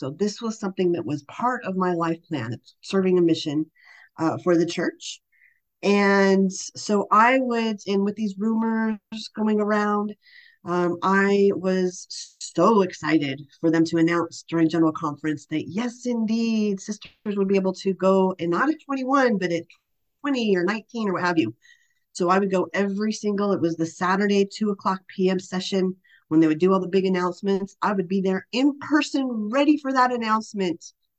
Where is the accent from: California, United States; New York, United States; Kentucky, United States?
California, United States; moved away as an adult; now in Orlando, United States; I was born and raised in California, I do consider Orlando, Florida my home